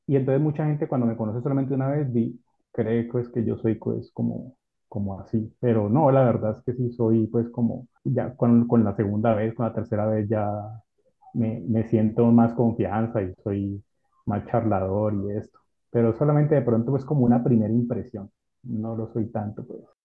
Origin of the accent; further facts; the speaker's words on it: Cali, Valle del Cauca, Colombia; also born or lived in Ibagué / Buga; yo soy de aquí de, Colombia, nací en una ciudad que se llama Ibagué y desde pequeño, pues nunca viví en Ibagué, me fui a vivir a, otra ciudad que se llama